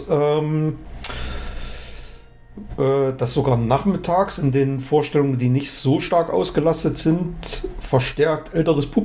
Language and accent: German; East Germany, Germany; also ich bin ja in der DDR groß geworden